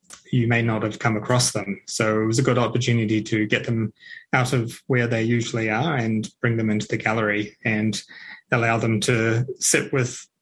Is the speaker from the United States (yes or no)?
no; Christchurch, Canterbury, New Zealand; also born or lived in Whanganui; now in Ashburton, New Zealand; I'm a Canterburyan. I was raised in Christchurch, but I'm fairly new to the district